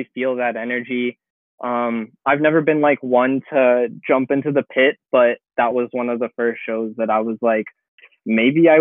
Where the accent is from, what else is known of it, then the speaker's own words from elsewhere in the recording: Canada; being a Canadian.